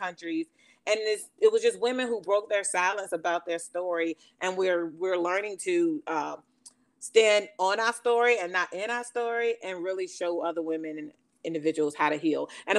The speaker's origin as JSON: {"language": "English", "town": "Elizabeth City", "region": "North Carolina", "country": "United States", "tie": "born or raised there", "said": "in my hometown, in Elizabeth City, North Carolina."}